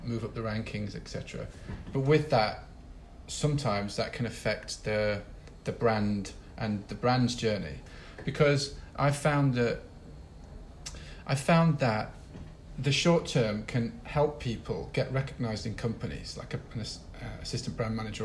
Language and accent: English; Sheffield, Yorkshire and the Humber, United Kingdom; now in Rio de Janeiro, Brazil; I'm from Sheffield. I go back to Sheffield and I'm like, oh, freaking love this place